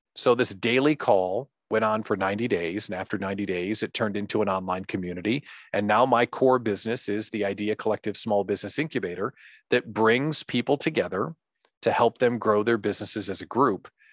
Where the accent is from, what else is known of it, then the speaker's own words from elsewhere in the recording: central Illinois, United States; moved away as an adult; now in Wisconsin, United States; grew up living in central Illinois